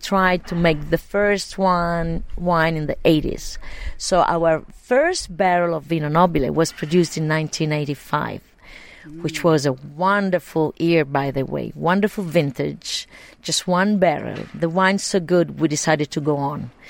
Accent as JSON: {"language": "English", "town": "Montepulciano", "region": "Tuscany", "country": "Italy", "tie": "born or raised there", "said": "I grew up here in Montepulciano"}